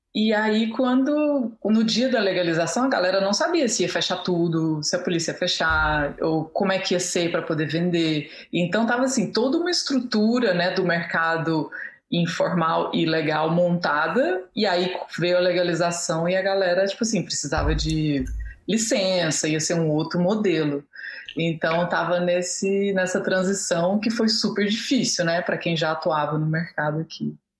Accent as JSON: {"language": "Portuguese", "area": "Chapada dos Veadeiros", "region": "Goiás", "country": "Brazil", "tie": "born or raised there", "also_born_or_lived": "France", "moved": "as an adult", "said": "eu cresci na Chapada dos Veadeiros também"}